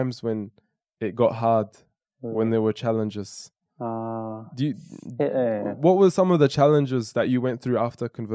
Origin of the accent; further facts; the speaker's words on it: Sydney, New South Wales, Australia; I'm from Australia, Sydney, Australia